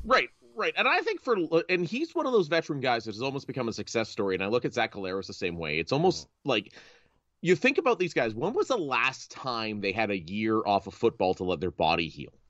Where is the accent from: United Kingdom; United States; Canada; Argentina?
Canada; Northern Ontario; growing up in Ontario, where Ontario, the NFL prevails. Even in Northern Ontario, close to Winnipeg